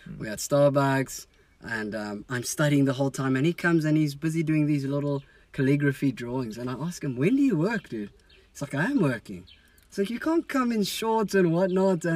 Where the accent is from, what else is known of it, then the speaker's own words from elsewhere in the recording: South Africa; I'm a South African